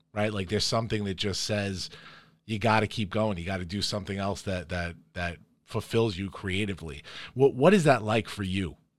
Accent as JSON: {"language": "English", "town": "Farmingdale", "region": "New York", "country": "United States", "tie": "born or raised there", "said": "we all grew up here in the Dale, here in Farmingdale, New York, in the heart of Long Island."}